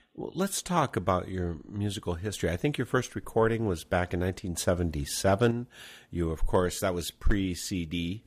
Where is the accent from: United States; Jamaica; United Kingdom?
United States; Midwest; I'm from the Midwest